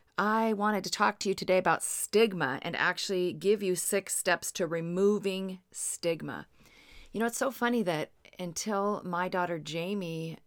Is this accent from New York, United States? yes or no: no; Seattle, Washington, United States; I'm from the Seattle area, and there was this neighborhood called the Highlands.